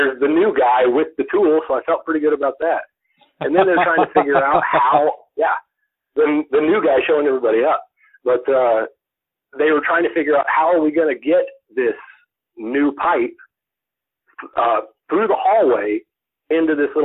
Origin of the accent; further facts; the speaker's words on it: Oklahoma, United States; I grew up in Oklahoma, and I lived on the farm/ranch